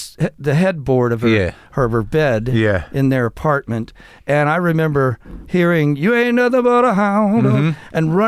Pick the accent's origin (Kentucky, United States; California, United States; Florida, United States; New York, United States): Kentucky, United States; Covington; Northern Kentucky. I was born in Covington, right across the river, Ohio River, from Cincinnati.